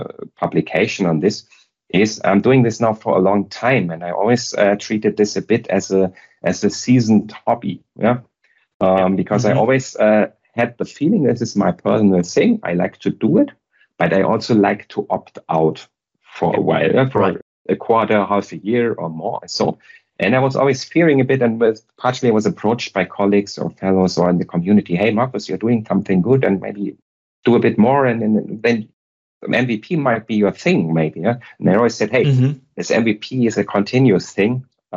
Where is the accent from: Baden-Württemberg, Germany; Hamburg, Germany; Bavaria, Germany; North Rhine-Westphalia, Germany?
Hamburg, Germany; moved away as an adult; now in Munich, Germany; I'm now based in Munich, and I live outside of Munich. But I'm originally from Hamburg, so from totally... The upper north. And there I've grown up and lived there for 36 years. So I moved to the Munich region 11 years back only.